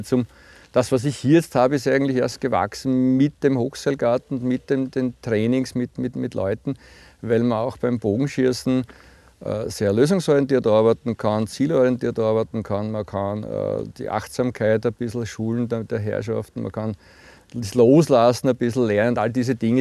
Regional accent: Puchberg am Schneeberg, Lower Austria, Austria; ich bin Buchberger, ich bin, bin in Buchberg aufgewachsen

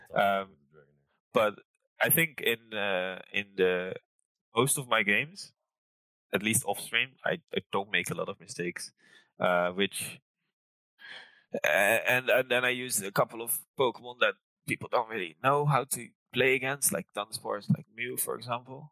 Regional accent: near Rotterdam, South Holland, Netherlands; also born or lived in Lancaster, United Kingdom; now in Amsterdam, Netherlands; I grew up near Rotterdam

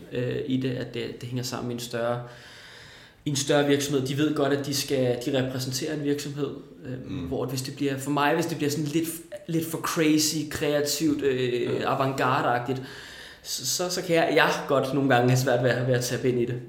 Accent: Næstved, Zealand, Denmark; moved away as an adult; now in Copenhagen, Denmark; Da jeg var 19, flyttede jeg til København, ja. øh, for Næstved, hvor jeg kommer fra

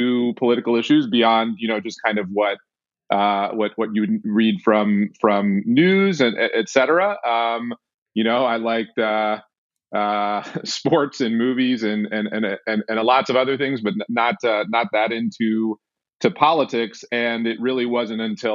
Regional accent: Washington, District of Columbia, United States; I was born in Washington, D.C., and I grew up in Washington, D.C.

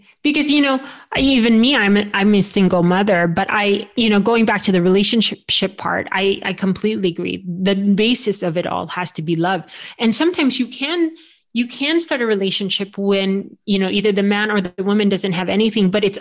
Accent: United States; I'm Filipino by ethnicity, but I was raised here in the United States

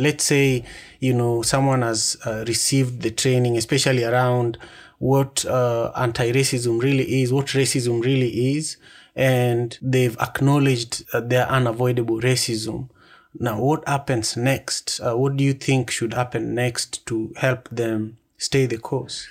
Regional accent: Kenya; I am from the Luo tribe in Kenya.

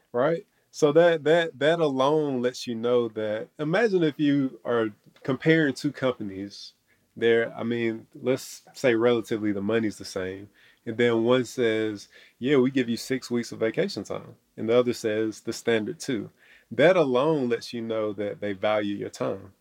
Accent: Athens, Georgia, United States; born and raised in Athens, Georgia

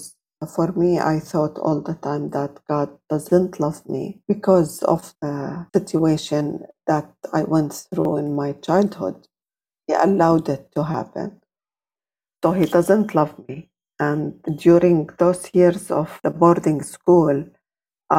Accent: Jordan; I was born and grew up in Jordan

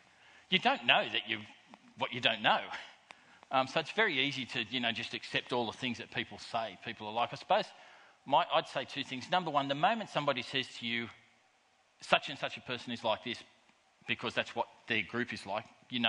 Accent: Australia; I love about being an Australian

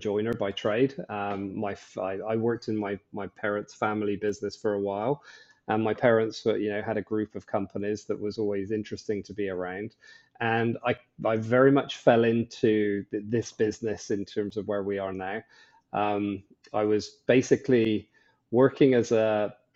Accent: Bristol, South West England, United Kingdom; moved away as an adult; also born or lived in Ireland; now in Bahamas; So originally from Bristol in the UK, which is a lovely place.

